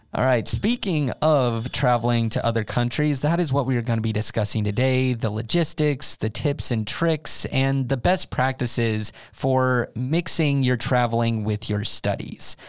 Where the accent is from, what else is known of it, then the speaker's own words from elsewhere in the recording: United States; moved away as an adult; now in Sweden; as an American, I grew up with seven-Elevens around